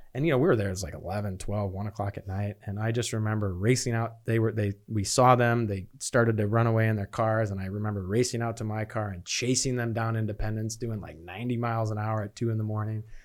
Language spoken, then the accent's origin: English; Chicago, Illinois, United States; moved away as an adult; also born or lived in Beloit, Wisconsin / Phoenix, Arizona; now in Charlotte, United States; I was born in Beloit, Wisconsin, and I grew up, uh, in the suburbs of Chicago and stayed there until I went to college